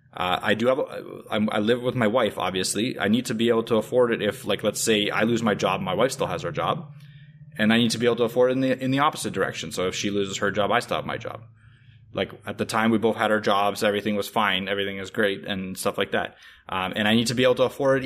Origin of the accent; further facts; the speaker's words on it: Russia; now in Canada; I'm from Russia